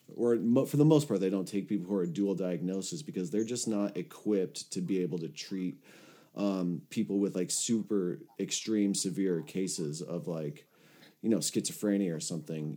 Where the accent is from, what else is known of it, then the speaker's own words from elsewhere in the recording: Los Angeles, California, United States; I had moved back to my hometown of Los Angeles